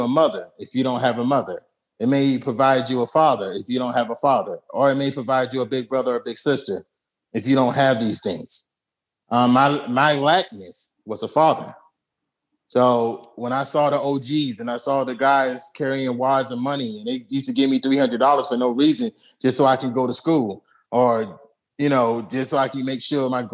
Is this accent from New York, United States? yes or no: yes; New York City, New York, United States; Brooklyn, I'm from Atlantic and Rockaway and Blakes and Lennon. That means that's from the projects